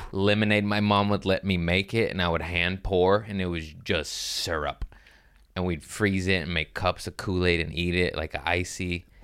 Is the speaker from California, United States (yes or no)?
yes; Los Angeles, California, United States; I'm from L